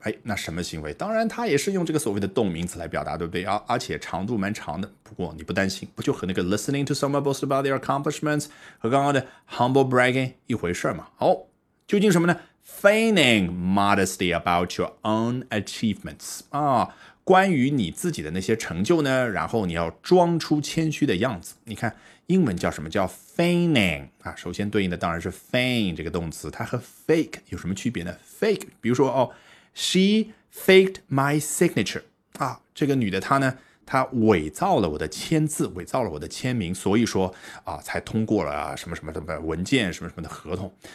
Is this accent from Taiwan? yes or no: no; China; 我们中国人